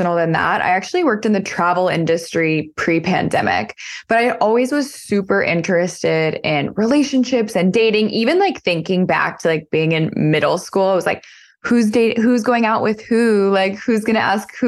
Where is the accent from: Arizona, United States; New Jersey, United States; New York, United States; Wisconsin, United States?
Arizona, United States; also born or lived in San Francisco, United States; now in Austin, United States; I am 33 and I live in Austin, Texas, but I'm originally from Arizona.